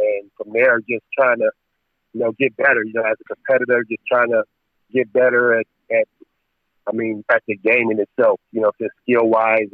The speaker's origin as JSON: {"language": "English", "town": "Cleveland", "region": "Ohio", "country": "United States", "tie": "born or raised there", "said": "growing up in Cleveland, my project"}